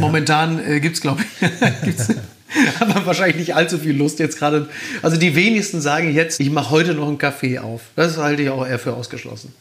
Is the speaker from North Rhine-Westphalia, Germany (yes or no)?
yes; Castrop-Rauxel, North Rhine-Westphalia, Germany; moved away as an adult; also born or lived in Recklinghausen; now in Hamburg, Germany; tatsächlich habe ich die ersten 25 Jahre meines Lebens in Kassel-Brauxel gelebt